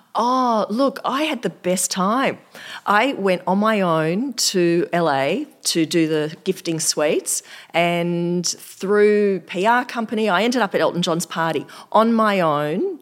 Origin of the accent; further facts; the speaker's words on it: Australia; I'm just from Australia